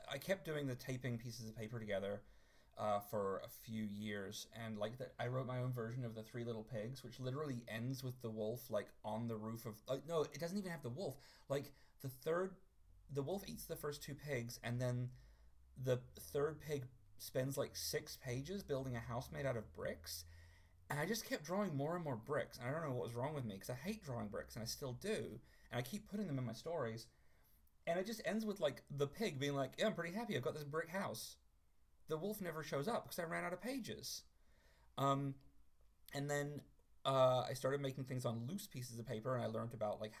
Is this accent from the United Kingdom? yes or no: no; New Zealand; moved away; I was raised in New Zealand, where I am now